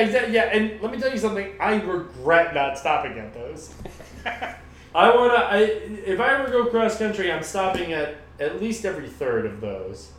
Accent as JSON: {"language": "English", "country": "United States", "said": "we're both American"}